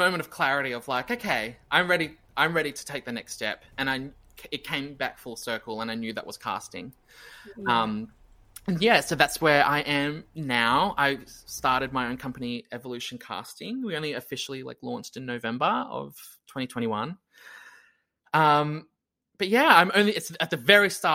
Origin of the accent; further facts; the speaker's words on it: Brisbane, Queensland, Australia; Brisbane again, which is like my hometown.